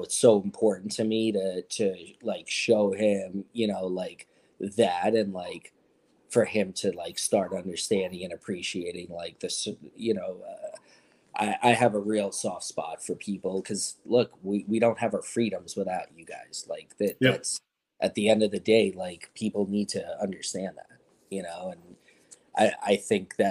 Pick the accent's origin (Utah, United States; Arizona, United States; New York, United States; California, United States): New York, United States; I'm a New Yorker through and through